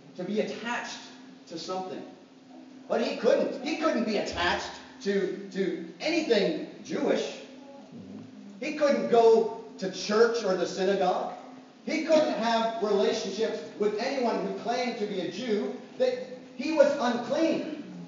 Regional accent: Canada; I'm Canadian.

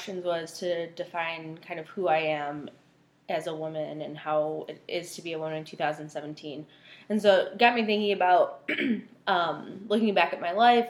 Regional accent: Buffalo, New York, United States; also born or lived in England; My parents came here when I was 4 years old, and we've lived in the Buffalo area ever since

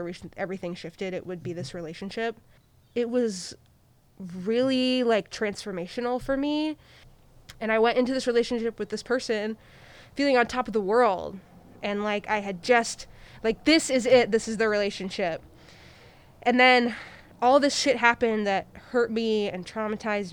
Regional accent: Iowa City, Iowa, United States; moved away as an adult; now in Portland, United States; I'm from the Midwest. I'm from a city of 80,000 people in Iowa called Iowa City

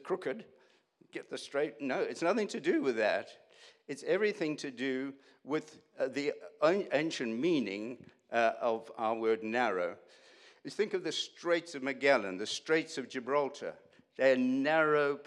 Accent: South Africa; I grew up in South Africa, went to university in South Africa.

